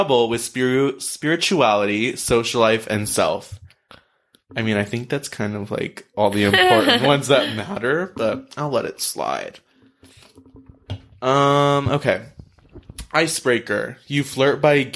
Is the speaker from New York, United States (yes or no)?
no; Los Angeles, California, United States; I did grow up in L.A.